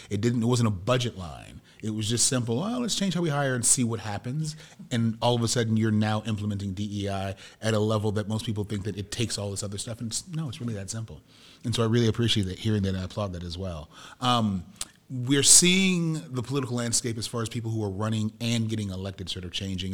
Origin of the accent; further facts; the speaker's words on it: Midwest, United States; moved away; I'm from the Midwest